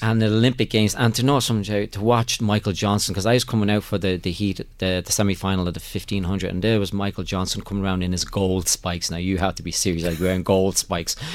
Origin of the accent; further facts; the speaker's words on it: Ireland; moved away; I'm from Ireland